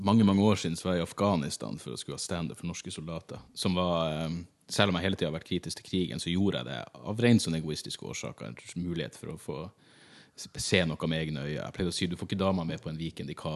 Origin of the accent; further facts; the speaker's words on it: Norway; Jeg er glad jeg er født i Norge.